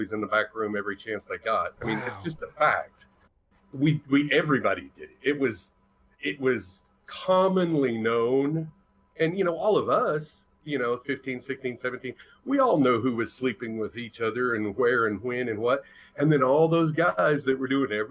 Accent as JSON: {"language": "English", "country": "United States", "tie": "born or raised there"}